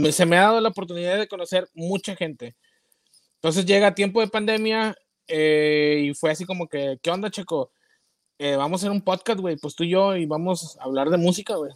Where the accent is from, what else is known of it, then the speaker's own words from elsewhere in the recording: Nuevo Laredo, Tamaulipas, Mexico; also born or lived in Toluca / Mexico City / Monterrey; now in United States; sí soy mexicano